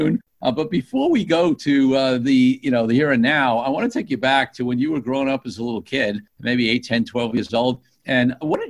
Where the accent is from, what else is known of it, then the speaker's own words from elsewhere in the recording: New York City, New York, United States; moved away as an adult; now in New Jersey, United States; I grew up in Brooklyn, New York, and lived in New York for a long time and then moved to New Jersey.